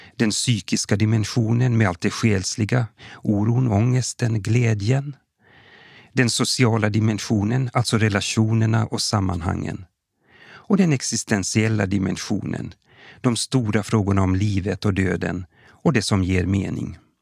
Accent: Kokkola, Central Ostrobothnia, Finland; now in Sweden; Jag är född och uppvuxen i Gamla Karleby, men bosatt i Sverige sedan många år tillbaka

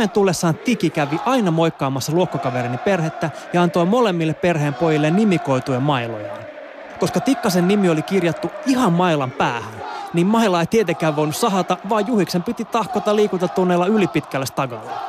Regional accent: Helsinki, Uusimaa, Finland; Koska olen kasvanut Helsingin Kontulassa, niin lätkämaailma aukesi mulle jo varsin varhaisella iällä.

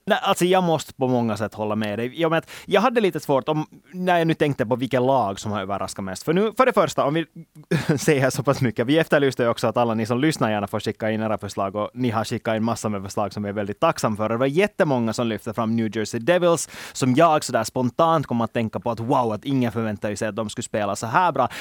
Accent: Finland; som finländare

